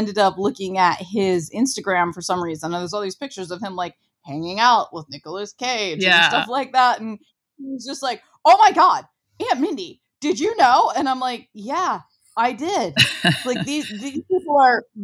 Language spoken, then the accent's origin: English; Ohio, United States; I'm from Ohio.